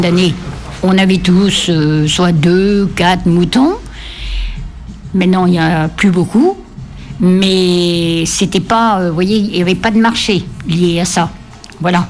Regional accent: Ouessant, Brittany, France; sommes des Iliennes pures, vraiment. Nous sommes nés à la maternité de l'île de Wesson

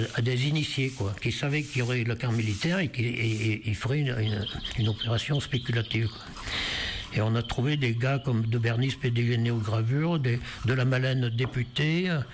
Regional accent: Auvergne-Rhône-Alpes, France; also born or lived in Larzac; je suis né à Montméran, à 5 km d'ici

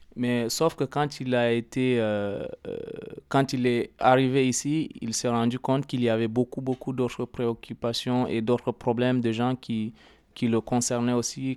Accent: Chad; moved away; also born or lived in Libya; Je suis né dans un pays euh, arabophone

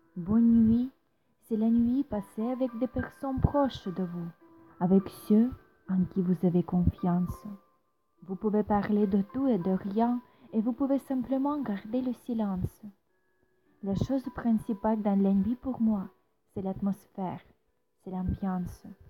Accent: Ukraine; French is a second language; also born or lived in Kyiv; je suis ukrainienne

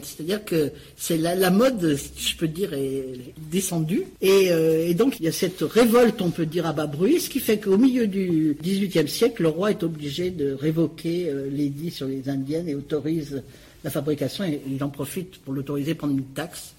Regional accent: Saint-Étienne, Auvergne-Rhône-Alpes, France; ma ville natale, euh, que, dont je connais bien l'histoire, Saint-Étienne

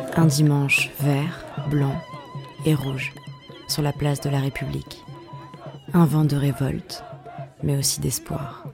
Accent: Algeria; moved away as an adult; now in France; j'ai 18 ans, je suis étudiante, je suis venue cette année, je suis venue d'Algérie euh, pour étudier les lettres

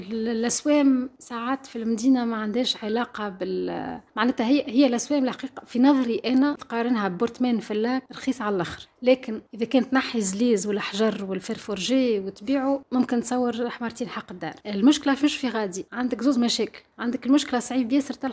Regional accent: Tunisia; نجموا نحكيو فيها على الثراء الحرفي والفني اللي عندنا في تونس

